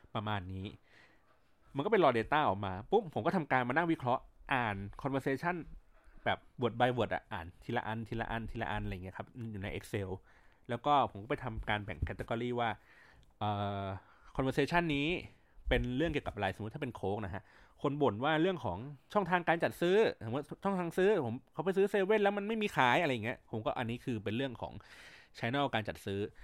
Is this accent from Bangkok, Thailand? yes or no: yes; Bangkok, Thailand; also born or lived in Chiang Mai; เราเป็นคนกรุงเทพมาโดยกำเนิด